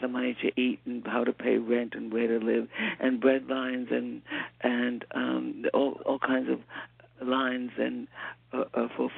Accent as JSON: {"language": "English", "town": "New York City", "region": "New York", "country": "United States", "tie": "born or raised there", "also_born_or_lived": "Cleveland, Ohio", "said": "in Harlem. So I grew up in Harlem"}